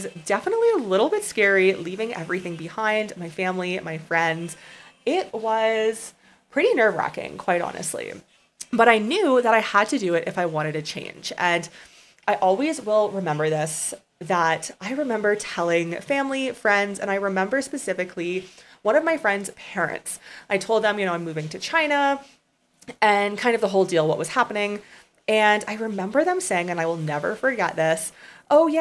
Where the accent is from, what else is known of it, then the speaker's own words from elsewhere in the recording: Canada; moved away as an adult; I grew up in a very small town, as a side note, in Canada, of about 1,000 people.